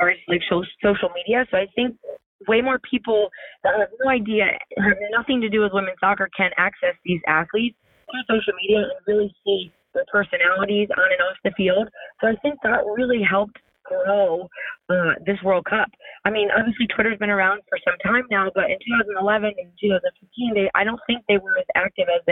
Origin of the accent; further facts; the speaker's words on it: Maryland, United States; I'm from Maryland and I literally live like 10 or 15 minutes from there when I was a kid.